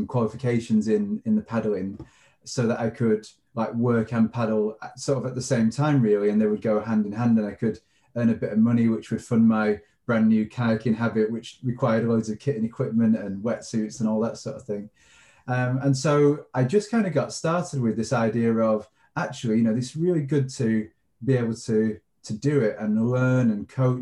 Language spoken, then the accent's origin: English; Manchester, North West England, United Kingdom; I grew up in North Manchester